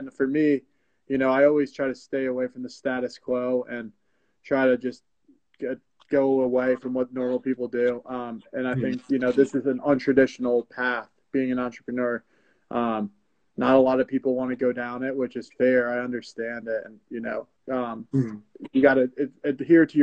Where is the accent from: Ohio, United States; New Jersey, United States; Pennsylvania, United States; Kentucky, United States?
New Jersey, United States; Glen Rock; I grew up in Bergen County, New Jersey, more pointedly Glen Rock